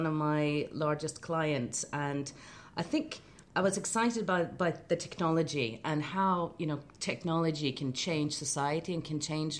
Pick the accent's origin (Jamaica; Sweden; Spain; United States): Sweden; I'm from Sweden